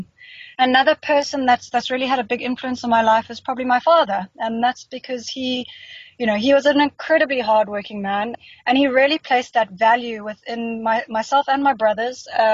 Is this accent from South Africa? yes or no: yes; Johannesburg, Gauteng, South Africa; also born or lived in Cape Town / United Kingdom; I grew up in Joburg.